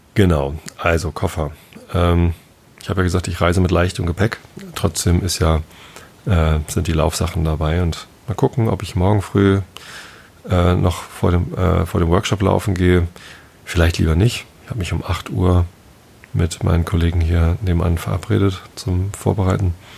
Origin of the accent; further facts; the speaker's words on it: Northern Germany, Germany; als Norddeutscher